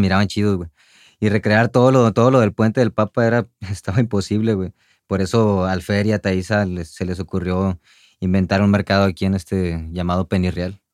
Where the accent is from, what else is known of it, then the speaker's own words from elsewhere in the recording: Monterrey, Nuevo León, Mexico; salí de Monterrey